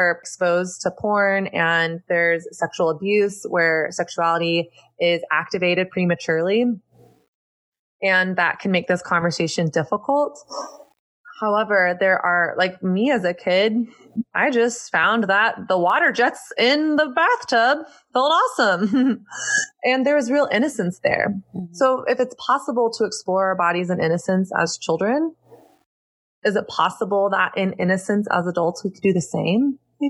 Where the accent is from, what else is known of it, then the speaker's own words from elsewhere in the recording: the South, United States; now in New York, United States; It's about me growing up in Southern Christian culture, learning a set of rules that really produced a lot of shame around sex and my body and dating, and getting to a breaking point in my late 20s in New York